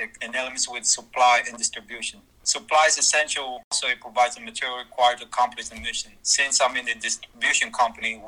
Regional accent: Philippines; moved away; also born or lived in San Diego, California; I was born and raised in the Philippines and migrated in San Diego, California.

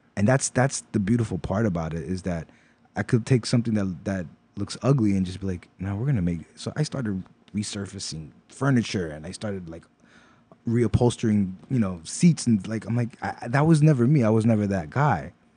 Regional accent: New York City, New York, United States; also born or lived in Pennsylvania; I grew up in Brooklyn most of my life and, uh, moved to Pennsylvania for a couple years, finished high school out there, and then came right back.

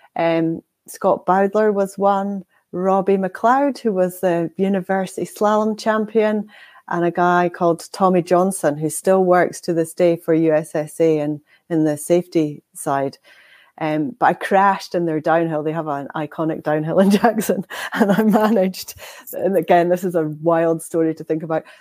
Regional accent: Inverness, Scotland, United Kingdom; now in Aviemore, United Kingdom; I was born in Inverness

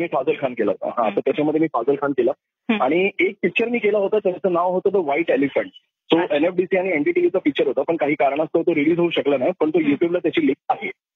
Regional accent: Mumbai, Maharashtra, India; also born or lived in Satara / Panvel; माझा जन्म सतरा ऑगस्ट एकोणीशे एक्याऐंशी मी प्रॉपर मुंबईचा आहे नेहरूकर हॉस्पिटल लोअर मध्ये जे आहे तिथे माझा जन्म झाला

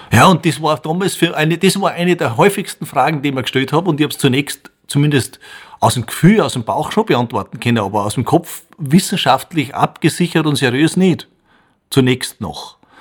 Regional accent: Bruck an der Großglocknerstraße, Salzburg, Austria; Ich bin in Bruck an der Glucknerstraße aufgewachsen

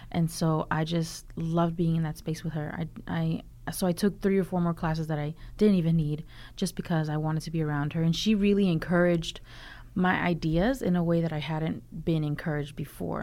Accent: Durham, North Carolina, United States; also born or lived in Los Angeles; I grew up in Durham.

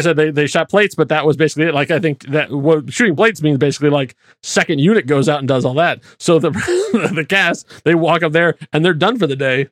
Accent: Indianapolis, Indiana, United States; I grew up in Indianapolis

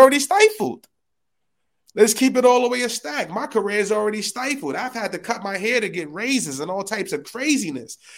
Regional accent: New York City, New York, United States; I'm from the Bronx

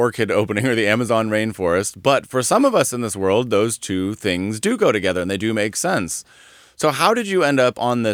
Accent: Denver, Colorado, United States; moved away as an adult; also born or lived in Netherlands; now in Southern California, United States; I was born in a suburb of Denver, Colorado, lived there and went to school in Colorado Springs

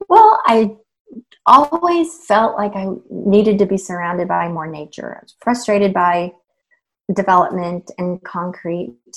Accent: East Tennessee, United States; moved away; I grew up in Tennessee in a small town in East Tennessee.

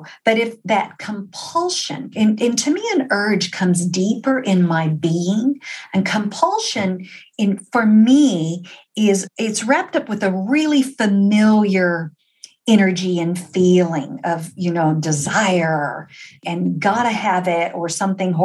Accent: Texas, United States; I'm from Texas

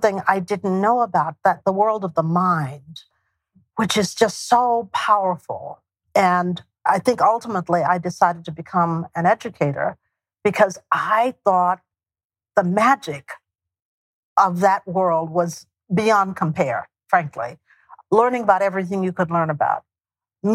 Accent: East Texas, United States; also born or lived in Houston, Texas; For those of us from East Texas, Northeast Texas, who moved to Houston, my hometown is North.

